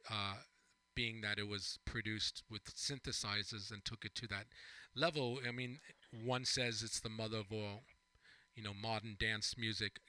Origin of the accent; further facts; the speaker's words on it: East Hampton, New York, United States; growing up on Long Island myself